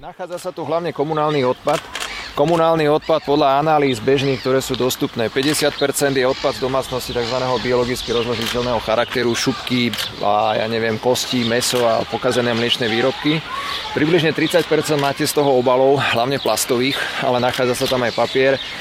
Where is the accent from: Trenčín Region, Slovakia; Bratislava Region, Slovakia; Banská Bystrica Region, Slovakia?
Bratislava Region, Slovakia; Bratislava; ja som z Vrakuňa